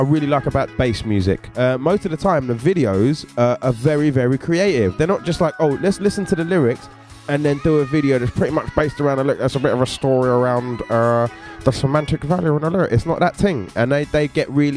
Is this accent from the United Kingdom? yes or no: yes; London, United Kingdom; growing up in Catford